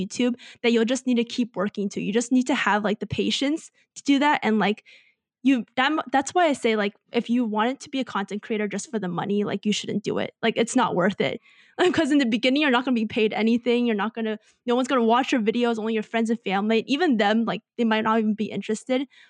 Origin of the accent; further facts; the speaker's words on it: United States; growing up in America